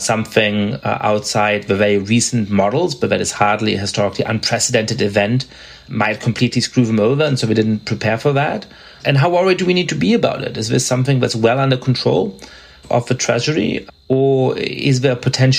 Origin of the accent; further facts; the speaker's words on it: Germany; moved away; I grew up in Germany